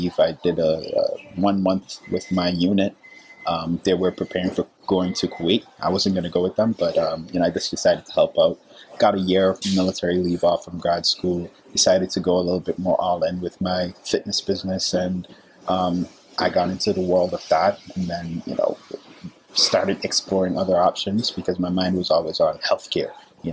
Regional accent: Antigua & Barbuda; moved away as an adult; also born or lived in South America; now in United States; I'm originally from the Caribbean, small little island, Antigua

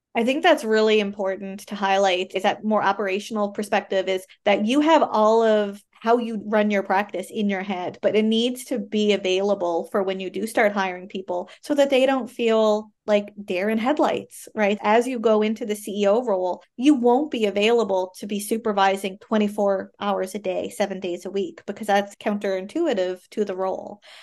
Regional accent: Canada; I am a Canadian social worker

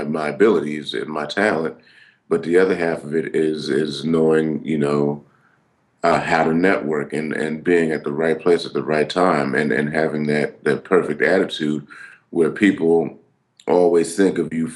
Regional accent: California, United States; born or raised there

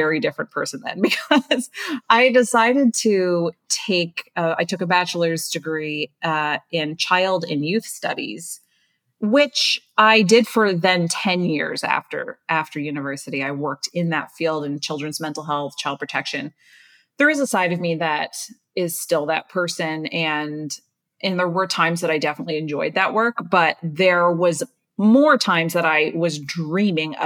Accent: Nova Scotia, Canada; moved away as an adult; also born or lived in Toronto; I'm from Nova Scotia, Canada.

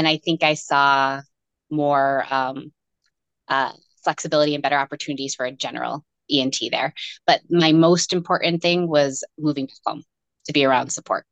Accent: Western New York, United States; also born or lived in Rochester, Minnesota; I grew up in Western New York. And that's where all my family was

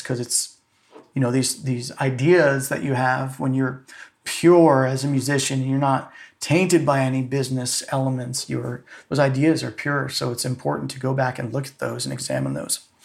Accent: Safety Harbor, Florida, United States; moved away as an adult; also born or lived in Atlanta / New York; I grew up in Florida, in Clearwater, Florida, uh, really in a small town there, actually, called Safety Harbor

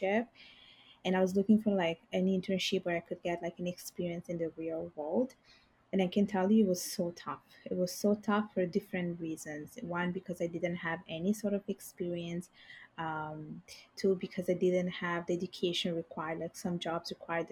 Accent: Italy; first language Bengali and Italian; English is a second language; moved away as an adult; now in Montreal, Canada; I was born and raised in Italy

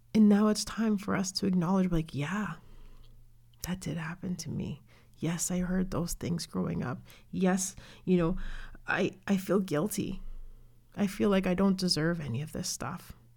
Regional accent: Canada; I'm from Canada, I was born here

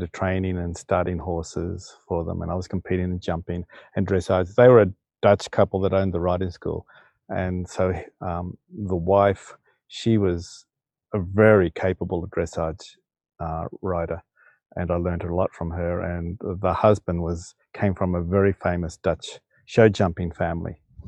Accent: Sydney, New South Wales, Australia; I grew up in Sydney, in Australia, and we lived in the Northern Beaches

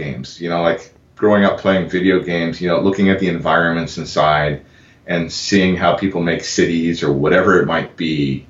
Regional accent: Boulder, Colorado, United States; moved away as an adult; also born or lived in Honolulu, Hawaii; now in Austin, United States; I grew up in Boulder, Colorado. Lived there for about 20 years. Moved out to Honolulu. Ended up going to school out there and sort of beginning my design career adventure. Gotcha. And then moved out to Austin about 5 years ago.

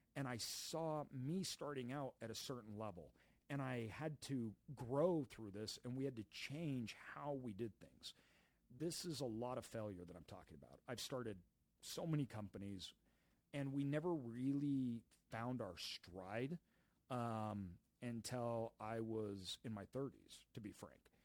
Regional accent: Idaho, United States; moved away as an adult; also born or lived in Brazil; we grew up in Idaho

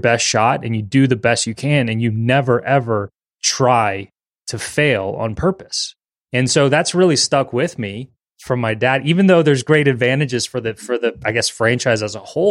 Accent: New Orleans, Louisiana, United States; born and raised in New Orleans

